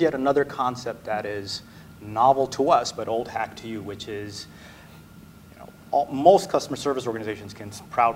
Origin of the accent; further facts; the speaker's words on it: Oregon, United States; I grew up in Oregon